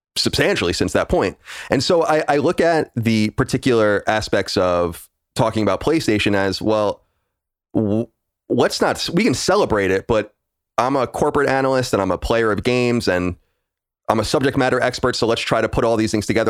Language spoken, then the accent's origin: English; Long Island, New York, United States; I'm born and raised on Long Island, New York